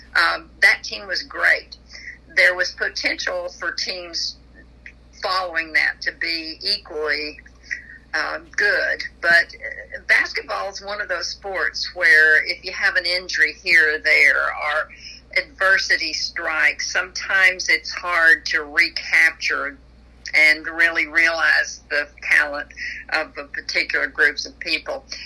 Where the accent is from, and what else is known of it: Texas, United States; born or raised there